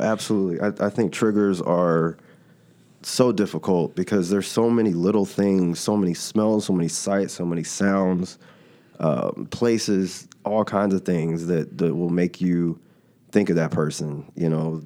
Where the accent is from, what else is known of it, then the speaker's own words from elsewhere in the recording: Dallas, Texas, United States; I'm originally from Dallas